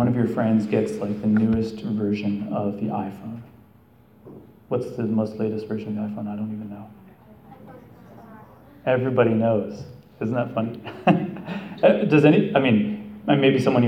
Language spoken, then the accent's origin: English; Canada; now in United States; I'm Canadian